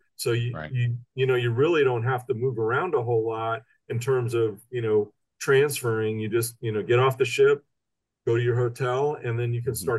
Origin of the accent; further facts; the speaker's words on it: Melbourne, Florida, United States; also born or lived in Orlando, Florida; Yeah, I grew up in Melbourne. I went to high school and junior college here, and spent a few years in Orlando.